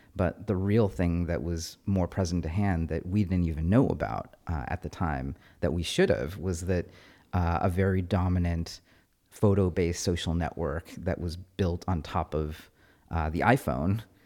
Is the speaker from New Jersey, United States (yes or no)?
no; Fremont, California, United States; I grew up in Fremont